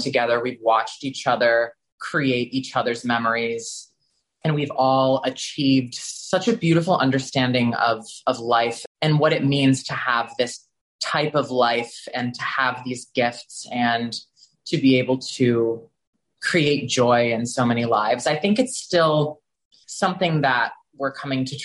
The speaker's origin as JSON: {"language": "English", "region": "Texas", "country": "United States", "tie": "born or raised there", "moved": "yes", "said": "growing up in Texas as a gay male"}